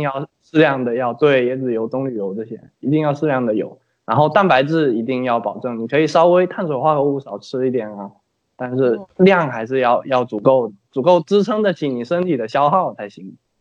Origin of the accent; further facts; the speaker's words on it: Fujian, China; 我们福建那边早，就是闽南这边早晨喜欢吃粥嘛，白粥